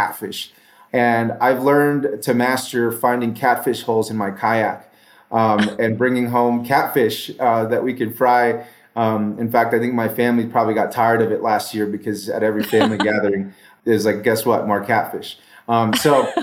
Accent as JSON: {"language": "English", "country": "Mexico", "tie": "born or raised there", "moved": "yes", "lives_now": "New Mexico, United States", "said": "I grew up in Mexico"}